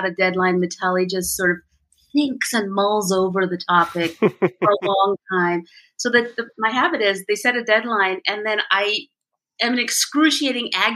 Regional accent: India; moved away; I was born in India

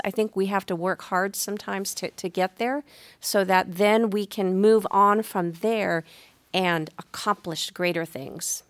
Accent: San Diego, California, United States; moved away; also born or lived in Arizona; I'm originally from San Diego, so I was a Padres fan

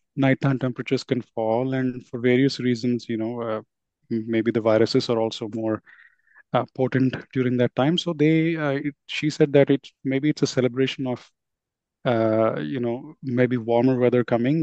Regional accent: Hyderabad, Telangana, India; I grew up in Hyderabad and I was fortunate though to have part of my family from the coastal region of Andhra

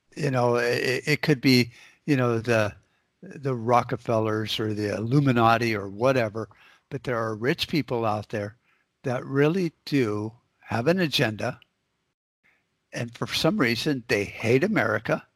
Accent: United States; as an American

